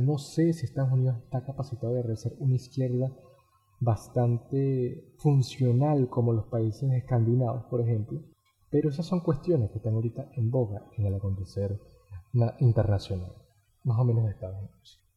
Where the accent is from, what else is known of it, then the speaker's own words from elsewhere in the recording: Venezuela; yo como venezolano